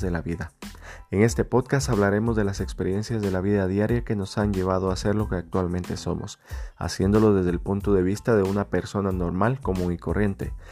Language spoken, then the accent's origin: Spanish; Guatemala; now in United States; soy un guatemalteco viviendo en Estados Unidos